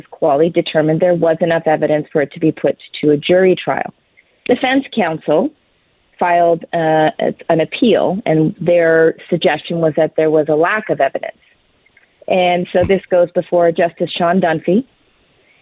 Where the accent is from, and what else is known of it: Canada